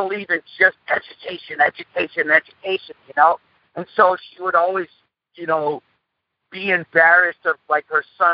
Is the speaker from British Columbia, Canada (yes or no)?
no; Montreal, Quebec, Canada; English is a second language; We grew up in a place called Point St. Charles in Montreal, Canada. Actually, I'm a Canuck myself. And like I always say, English was my third language.